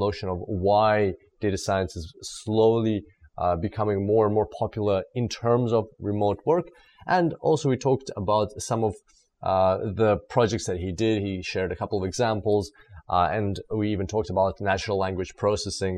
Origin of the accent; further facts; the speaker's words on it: Australia; my home country, Australia.